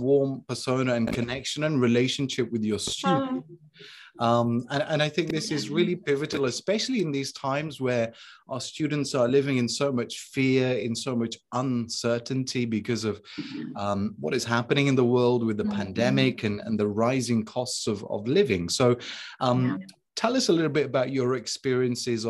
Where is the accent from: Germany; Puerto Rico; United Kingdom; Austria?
United Kingdom; the north of the UK, the north of England; I come from the north of the UK